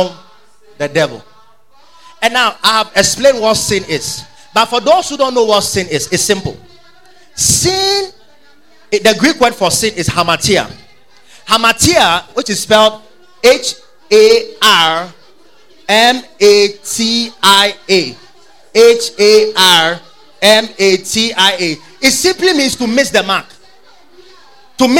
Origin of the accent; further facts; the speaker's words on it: Ghana; We know Ghana, we are free from the British